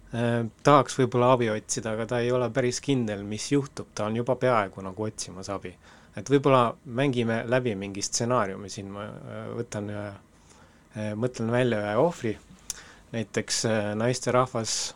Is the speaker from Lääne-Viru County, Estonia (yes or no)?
yes; Väike-Maarja, Lääne-Viru County, Estonia; Väike-Maarja, kus ma ise olen pärit